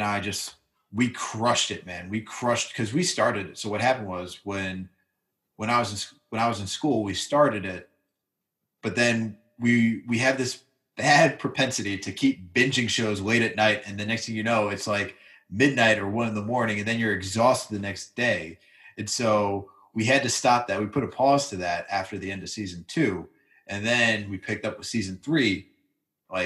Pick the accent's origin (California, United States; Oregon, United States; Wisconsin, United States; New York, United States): New York, United States; Westchester; I'm from Westchester